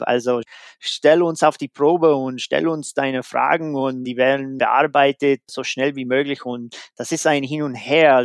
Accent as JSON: {"language": "German", "country": "United States", "second_language": "German", "moved": "yes", "said": "in Amerika, da wo ich herkomme"}